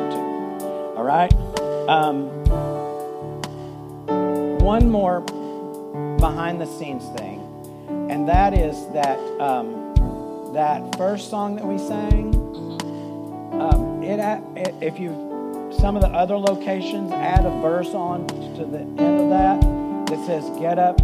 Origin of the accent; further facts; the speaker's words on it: Texas, United States; Growing up in Texas